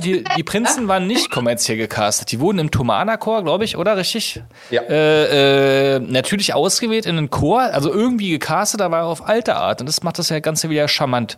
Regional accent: East Germany, Germany; Ich bin ja ein Ossi

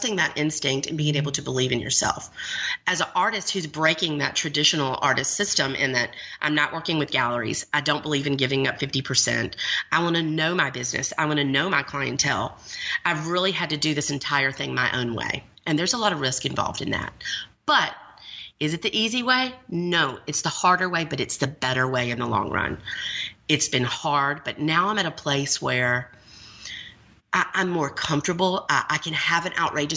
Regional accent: Montgomery, Alabama, United States; I was raised in the South. I was raised in Montgomery, Alabama

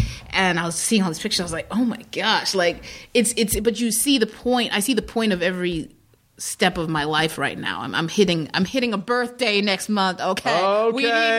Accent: Zimbabwe; also born or lived in Midwest, United States; I was born in the Midwest in the United States. {S6} Yeah. {S7} And then I was raised in Zimbabwe.

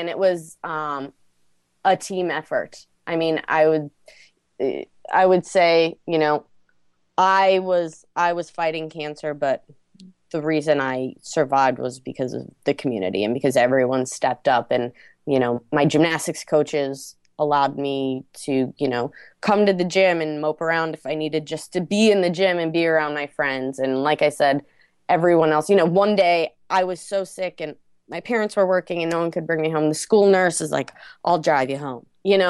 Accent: Minnesota, United States; tells the story of this young girl growing up in Minnesota in a small town and spending the winters ice fishing, spending the summers on the lake, and, you know, what I've done with myself since moving out of here.

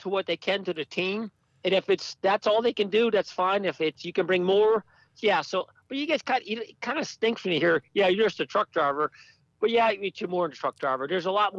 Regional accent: Stafford Springs, Connecticut, United States; I'm originally from Stafford Springs, Connecticut

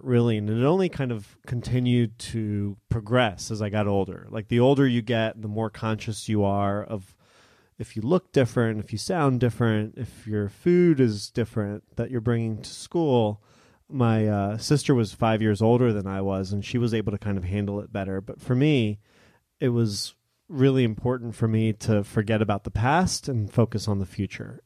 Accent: Philadelphia, Pennsylvania, United States; English is a second language; also born or lived in Israel; now in New Orleans, United States; brought me as an immigrant child from Israel to Philadelphia at the age of four

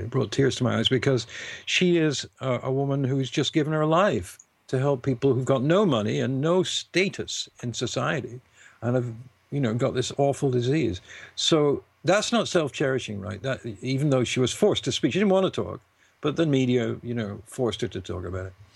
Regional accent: United Kingdom; being British

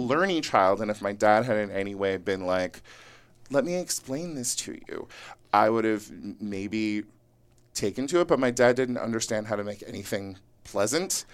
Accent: Yuba City, California, United States; now in Los Angeles, United States; I grew up in rural Northern California

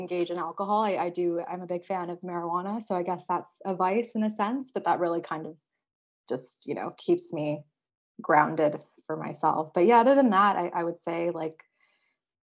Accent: San Jose, California, United States; moved away as an adult; now in Vancouver, Canada; I grew up in San Jose specifically

